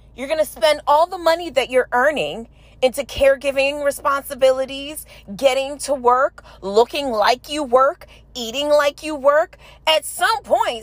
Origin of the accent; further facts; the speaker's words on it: New York City, New York, United States; I'm from New York City